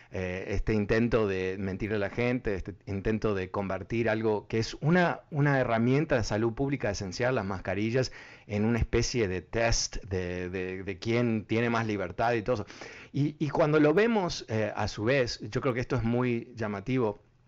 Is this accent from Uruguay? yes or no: yes; Uruguay; soy uruguayo